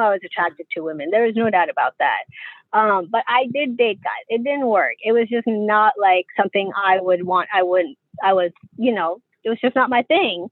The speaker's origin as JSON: {"language": "English", "country": "Pakistan", "said": "being a Pakistani"}